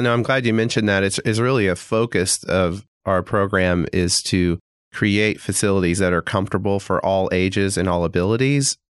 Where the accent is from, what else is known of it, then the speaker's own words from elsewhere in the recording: Springfield, Missouri, United States; moved away as an adult; also born or lived in Tulsa, Oklahoma; now in Fayetteville, United States; I grew up in Springfield, Missouri